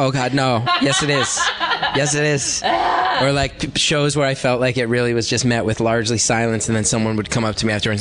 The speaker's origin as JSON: {"language": "English", "region": "New York", "country": "United States", "said": "New York, I'm from New York in particular"}